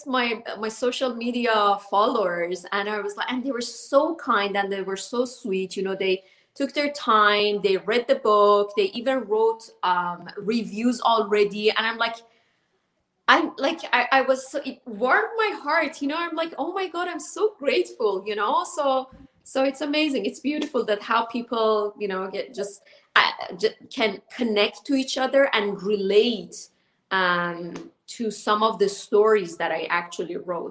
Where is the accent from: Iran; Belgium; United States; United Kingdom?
Iran; moved away; me growing up in Iran under the Islamic rules.